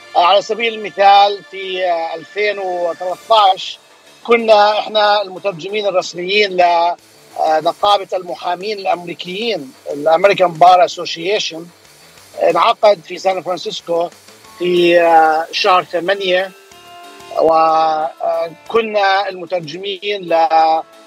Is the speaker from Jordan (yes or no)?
yes; Jordan; moved away as an adult; also born or lived in San Francisco Bay Area, United States / Los Angeles, United States; now in Anaheim, United States; انا آه، اصلا آه، من الاردن يعني اصلي اردني هاجرت على امريكا